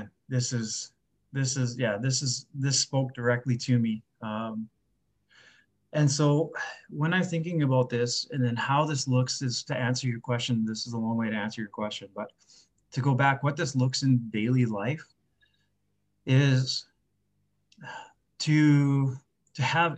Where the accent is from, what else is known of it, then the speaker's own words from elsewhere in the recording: just outside of Winnipeg, Manitoba, Canada; moved away as an adult; I grew up just outside of Winnipeg here